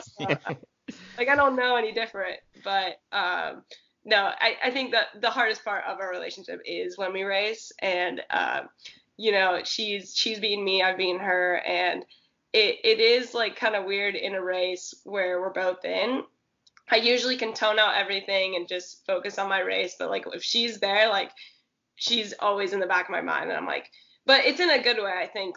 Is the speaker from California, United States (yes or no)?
yes; Santa Cruz, California, United States; moved away as an adult; also born or lived in Oregon / Arkansas; I grew up in Santa Cruz, which is like um, surf city, California